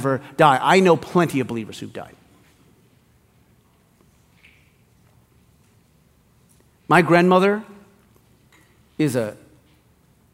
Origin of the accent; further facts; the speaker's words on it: Hawaii, United States; I grew up in Hawaii